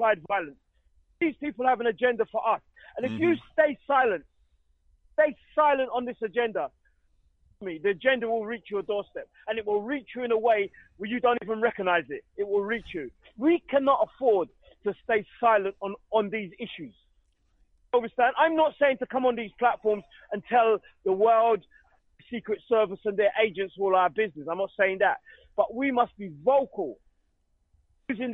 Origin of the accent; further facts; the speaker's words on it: United Kingdom; I live here. I'm born here